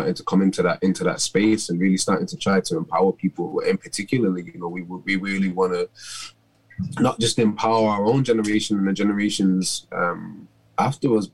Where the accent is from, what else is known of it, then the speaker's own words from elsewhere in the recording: Manchester, North West England, United Kingdom; I grew up in Moss Side in Manchester